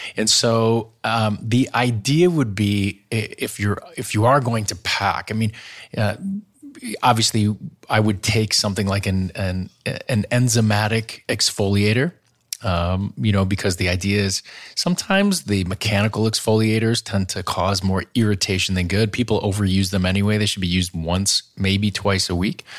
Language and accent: English; Wisconsin, United States; I grew up in Wisconsin